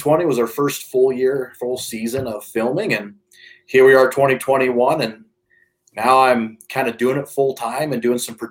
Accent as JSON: {"language": "English", "region": "Nebraska", "country": "United States", "tie": "born or raised there", "moved": "as an adult", "lives_now": "Colorado, United States", "said": "I grew up in the Midwest, Nebraska"}